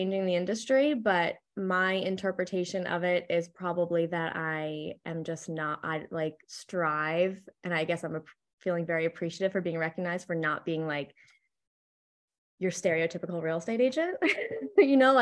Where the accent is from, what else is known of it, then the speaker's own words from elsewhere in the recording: Connecticut, United States; moved away as an adult; also born or lived in Fort Myers, Florida; now in Charleston, United States; I'm actually born and raised in Connecticut